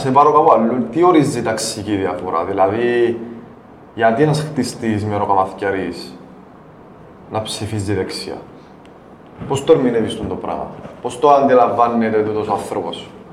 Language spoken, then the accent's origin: Greek; Cyprus; σαν Ελληνοκύπριοι